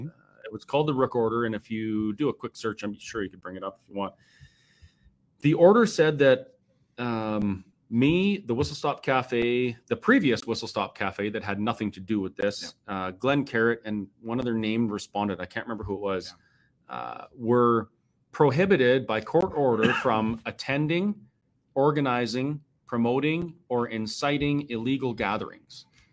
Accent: Canada; Now, I went to jail because I held a protest anyway because I'm a Canadian, and gosh dang it, if I want to protest, I'll protest.

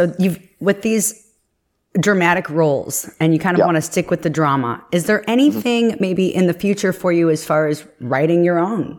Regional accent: Chicago, Illinois, United States; moved away; I grew up in Chicago.

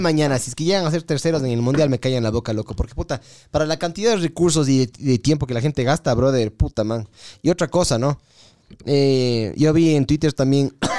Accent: Ecuador; lo mal hinchas que somos los ecuatorianos

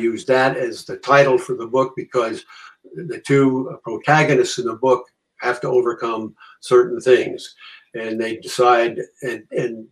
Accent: Norwalk, Connecticut, United States; I grew up in Norwalk

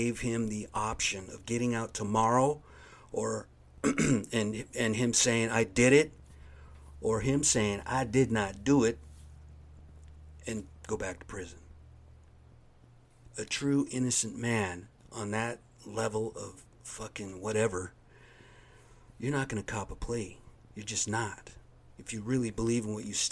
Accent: United States; I'm an American

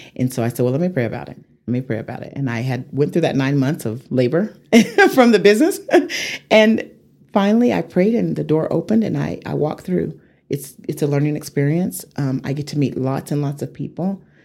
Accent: Amarillo, Texas, United States; moved away as an adult; also born or lived in Atlanta; I grew up in Hamlet, the Hamlet area.

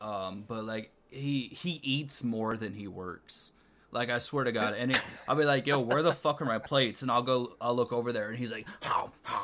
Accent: Wisconsin, United States; Because I'm from Wisconsin.

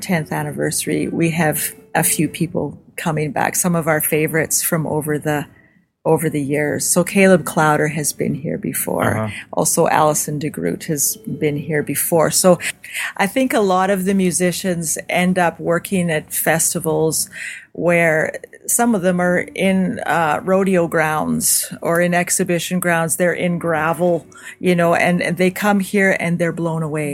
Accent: Saskatoon, Saskatchewan, Canada; I'm from Saskatoon

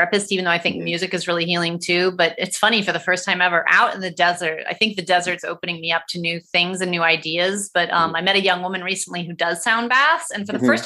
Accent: Ohio, United States; now in Los Angeles, United States; I'm raised from Ohio

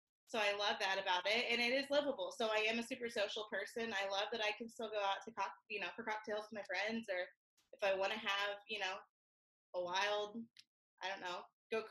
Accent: Missouri, United States; now in Winter Garden, United States; I'm originally from Missouri, and I love where I'm from.

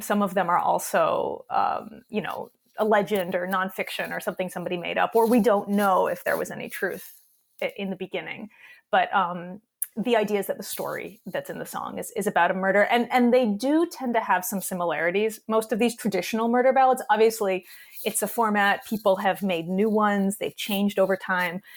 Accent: New York, United States; also born or lived in Western North Carolina; I'm, I'm from New York. I'm, I'm a lifelong New Yorker

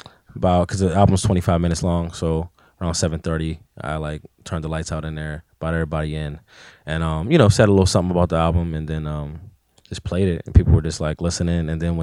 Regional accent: McKeesport, Pennsylvania, United States; So, and then when I grew up in McKeesport, I stayed in Crawford Village, which is like notorious for being one of the worst parts in the city, really.

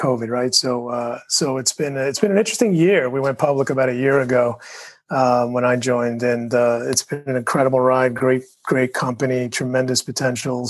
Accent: New York City, New York, United States; I was born in Brooklyn.

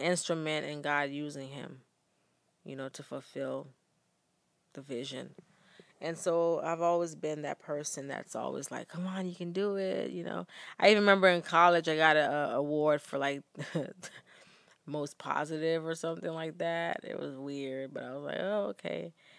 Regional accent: Bahamas; now in United States; we were growing up in Bahamas

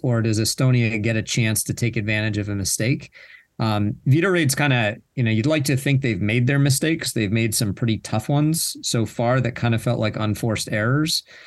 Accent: United States; as an American

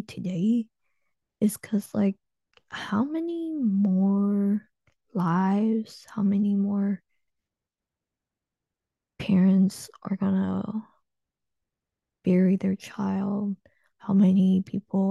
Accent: United States; I was born in the United States

